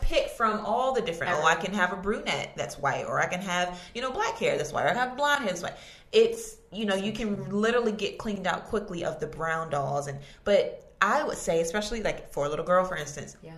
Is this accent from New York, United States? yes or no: no; Virginia Beach, Virginia, United States; I grew up in Virginia Beach